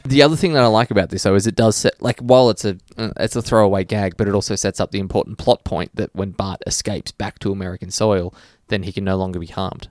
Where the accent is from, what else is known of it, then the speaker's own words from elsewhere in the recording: Australia; as an Australian